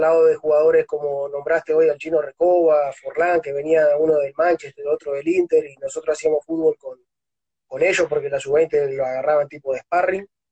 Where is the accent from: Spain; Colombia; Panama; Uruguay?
Uruguay; Artigas; moved away as an adult; also born or lived in Montevideo / Venezuela; now in Ayacucho, Peru; yo soy de Uruguay, nací y, estuve tuve hasta los 13 años más o menos en un pueblito que es, está en una zona rural